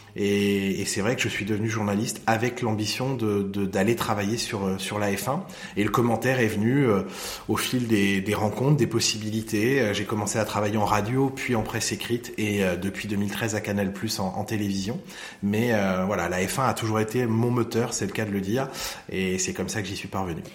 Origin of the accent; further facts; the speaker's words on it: Lohéac, Brittany, France; j'ai grandi là-bas, j'ai passé mes vacances là-bas